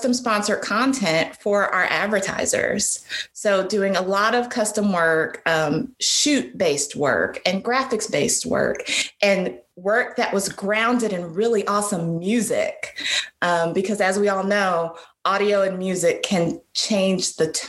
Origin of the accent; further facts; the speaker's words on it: Columbus, Ohio, United States; moved away as an adult; also born or lived in Washington, D.C.; now in Atlanta, United States; I'm originally from Columbus, Ohio